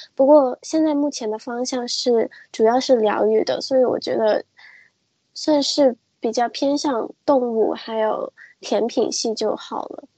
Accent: Hong Kong; 我是一个，呃，来自香港的插画师。然后我自己的话其实是一个混血儿

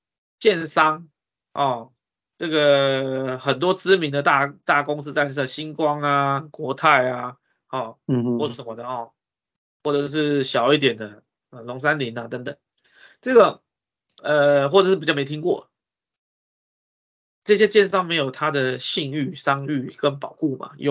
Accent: Taiwan; 我们台湾人

